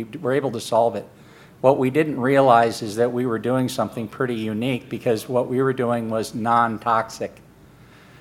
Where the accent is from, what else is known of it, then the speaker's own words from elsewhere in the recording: Phoenix, Arizona, United States; I'm from Phoenix, Arizona.